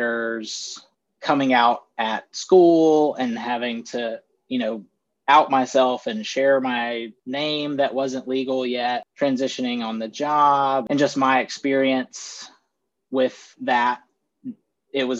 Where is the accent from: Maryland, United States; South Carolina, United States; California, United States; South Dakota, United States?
South Carolina, United States; Greenville; also born or lived in Shelby, North Carolina / Gaffney, South Carolina; we lived primarily in Greenville my whole life, and I moved around a couple of times. I haven't lived anywhere outside of upstate South Carolina